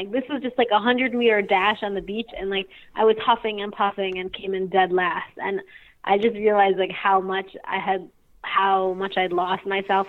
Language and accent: English; Passaic, New Jersey, United States; I grew up in New Jersey, actually in Passaic, northern New Jersey